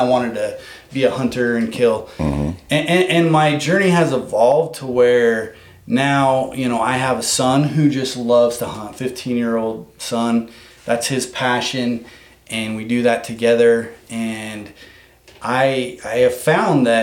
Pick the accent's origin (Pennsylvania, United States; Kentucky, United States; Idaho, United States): Idaho, United States; Blackfoot; I've lived in Idaho my whole life. Yeah. I'm from Blackfoot, Idaho